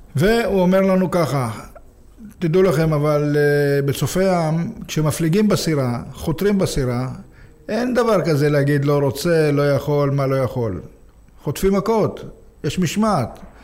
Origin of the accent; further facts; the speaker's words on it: Jaffa, Tel Aviv District, Israel; נולדתי ביפו, לא. הוריי הגיעו מרומניה, הם נכנסו לאיזה בית וגרנו שם